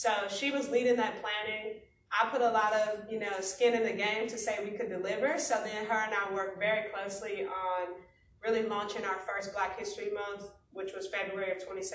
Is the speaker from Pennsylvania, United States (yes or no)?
no; Chicago, Illinois, United States; I am from Chicago, south side of the city